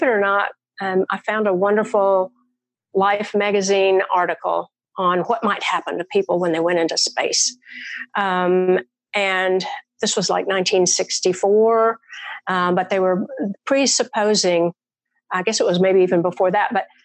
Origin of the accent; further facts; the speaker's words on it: Murfreesboro, Tennessee, United States; I live in my hometown